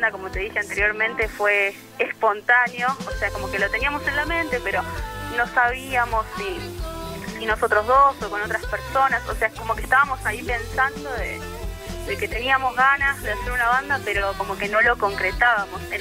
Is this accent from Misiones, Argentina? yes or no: no; Mar del Plata, Buenos Aires Province, Argentina; now in La Plata, Argentina; nosotros venimos de Mar del Plata y, venir a La Plata fue todo como una aventura